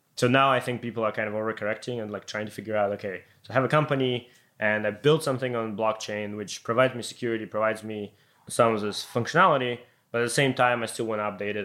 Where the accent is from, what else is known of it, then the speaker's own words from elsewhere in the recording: Ukraine; moved away; I'm coming from Ukraine